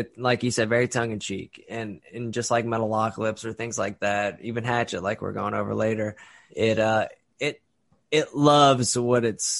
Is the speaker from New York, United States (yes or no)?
no; Lafayette, Louisiana, United States; we're all from the South as well. We grew up here